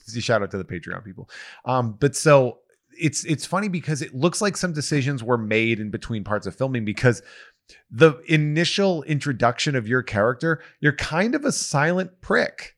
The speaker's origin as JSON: {"language": "English", "town": "Charlton", "region": "Massachusetts", "country": "United States", "tie": "born or raised there", "said": "I grew up in Charlton, Mass"}